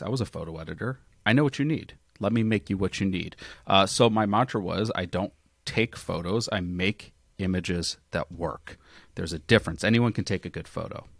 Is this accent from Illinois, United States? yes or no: yes; Chicago, Illinois, United States; now in Phoenix, United States; I grew up in Chicago